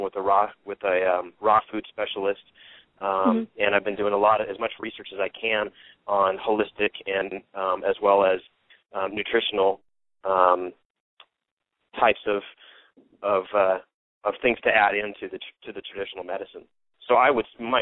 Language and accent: English; Washington, United States; now in Sandpoint, United States; I grew up in Washington, but now live in Sandpoint, Idaho.